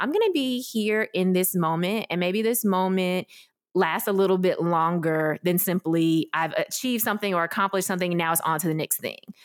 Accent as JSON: {"language": "English", "town": "Memphis", "region": "Tennessee", "country": "United States", "tie": "born or raised there", "said": "I grew up in Memphis, Tennessee, without connection to any adoptee community."}